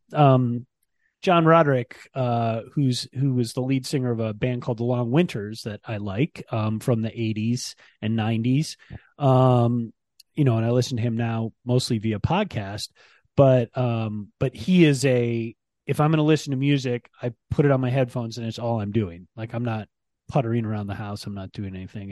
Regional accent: Ann Arbor, Michigan, United States; I grew up in Ann Arbor

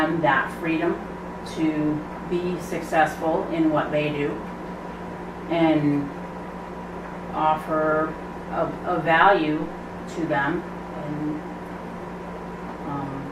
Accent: Connecticut, United States; now in New Hampshire, United States; I grew up in Connecticut. And I've been in New Hampshire for over 20 years now

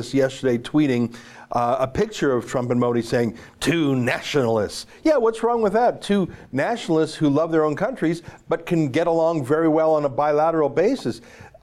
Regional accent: Canada; I'm not American. Our own country

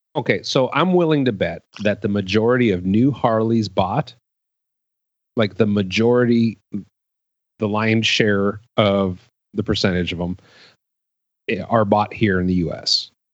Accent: Cleveland, Ohio, United States; moved away; I'm originally from Cleveland, Ohio.

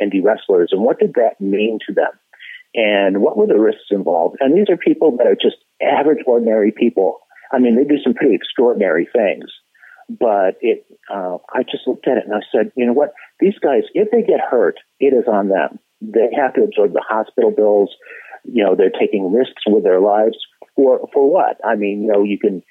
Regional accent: Michigan, United States; moved away; also born or lived in Los Angeles, California; I'm originally from Michigan

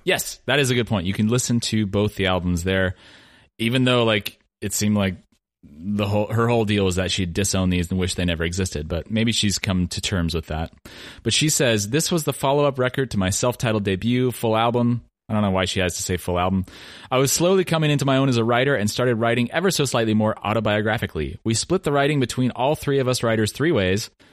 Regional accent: Oregon, United States; now in Massachusetts, United States; … and I grew up in Oregon

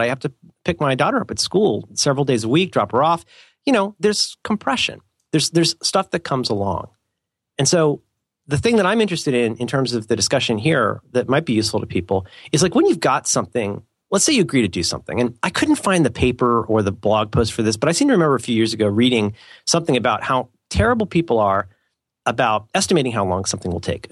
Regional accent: England, United Kingdom; I'm an English guy

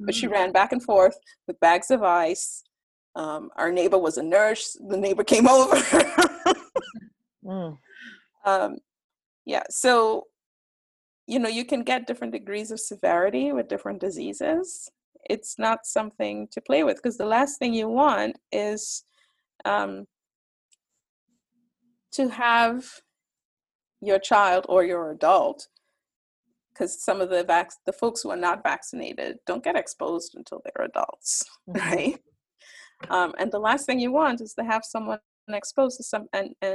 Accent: Trinidad & Tobago; a group of all of the authors, we grew up in Trinidad and Tobago

